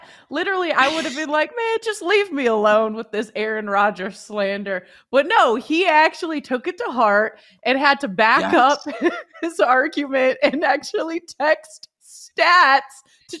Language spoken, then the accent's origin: English; Canada; I've lived so many places, and I'm Canadian.